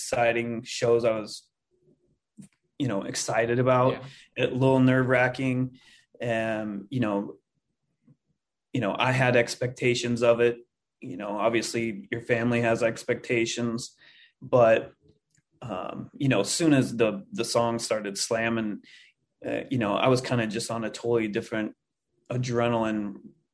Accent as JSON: {"language": "English", "town": "Livingston", "region": "Montana", "country": "United States", "tie": "born or raised there", "also_born_or_lived": "Minneapolis, Minnesota", "moved": "yes", "said": "I'm originally from Montana."}